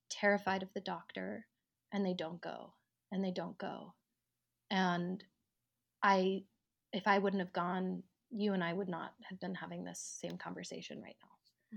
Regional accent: Colorado, United States; moved away as an adult; also born or lived in New York; I'm from Colorado

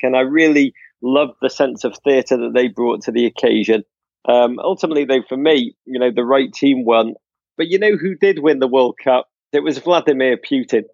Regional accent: England, United Kingdom; now in United States; I'm American now, let's be honest, but, like, the last vestiges of my Englishness still cling on to me

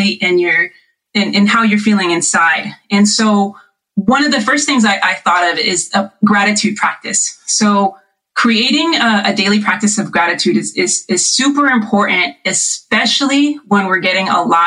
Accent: Riverside, California, United States; we're actually all staying together in our house that I grew up in Riverside in the IE

